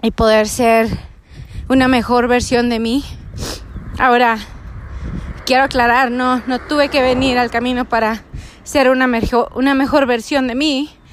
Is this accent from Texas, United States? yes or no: yes; Mission, Texas, United States; moved away; del valle de Texas, de donde yo soy. Eh, nací en Misión